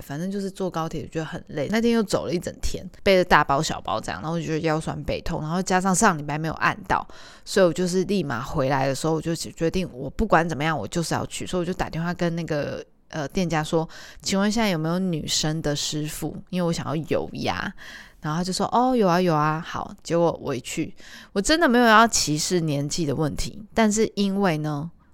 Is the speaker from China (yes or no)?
no; Tainan, Taiwan; 我以前小时候的时候住在中西区，台南的中西区